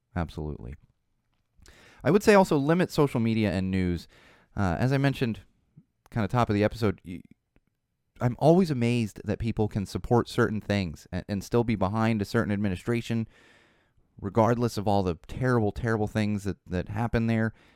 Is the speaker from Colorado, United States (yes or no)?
no; California, United States; my home state